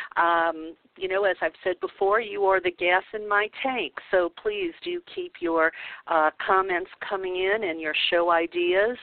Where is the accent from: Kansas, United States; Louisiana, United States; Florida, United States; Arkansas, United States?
Louisiana, United States; New Orleans; moved away; growing up in the Bible Belt of New Orleans